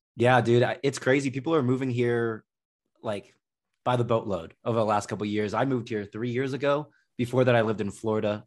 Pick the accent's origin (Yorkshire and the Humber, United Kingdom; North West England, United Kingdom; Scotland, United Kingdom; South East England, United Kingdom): South East England, United Kingdom; Slough; born or raised there; now in United States